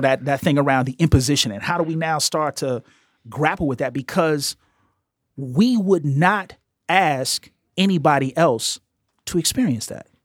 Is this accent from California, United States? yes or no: no; Chicago, Illinois, United States; as a Chicagoan, growing up in the late seventies, early eighties, I grew up in a black queer space